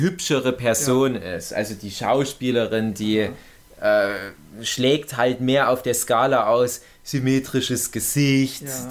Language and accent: German; Erzgebirge, Saxony, Germany; accent: Erzgebirgisch; meinem komischen erzgebirgischen Dialekt